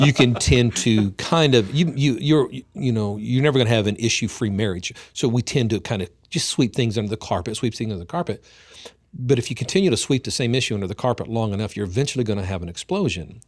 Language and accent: English; Oklahoma, United States; here in my hometown